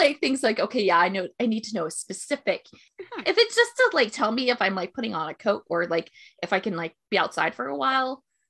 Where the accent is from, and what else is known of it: Florida, United States; born or raised there; now in South Korea